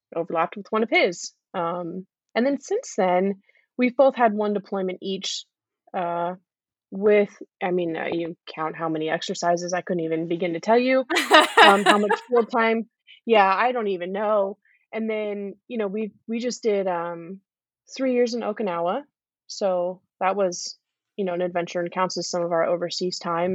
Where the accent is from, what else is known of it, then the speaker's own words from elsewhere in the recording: California, United States; now in North Carolina, United States; I'm from California.